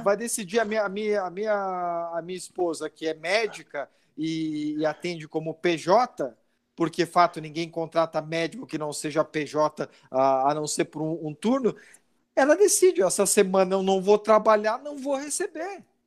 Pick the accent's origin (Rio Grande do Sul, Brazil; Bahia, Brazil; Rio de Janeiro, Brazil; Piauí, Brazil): Rio Grande do Sul, Brazil; also born or lived in São Paulo; Eu sou gaúcho, minha família fica no Rio Grande do Sul, eu venho toda segunda a São Paulo para trabalhar